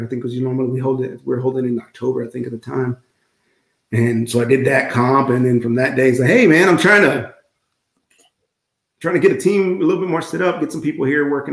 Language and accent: English; South Texas, United States; I'm from South Texas